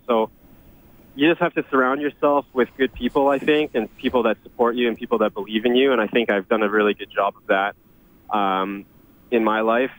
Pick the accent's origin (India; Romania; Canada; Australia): Canada; Edmonton, Alberta; growing up in Edmonton